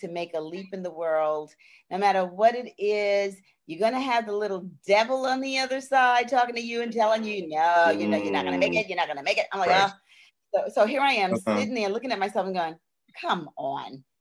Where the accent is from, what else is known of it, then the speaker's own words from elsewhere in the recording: New York City, New York, United States; I was born and raised in Brooklyn, in Brownsville, in the projects